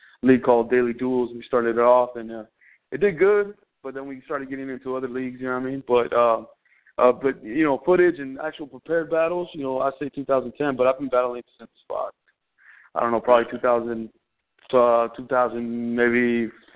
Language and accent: English; Los Angeles, California, United States; I'm originally from the San Fernando Valley out here in L.A. County. I grew up in Silmar/Pacoima, moving back and forth growing up in the valley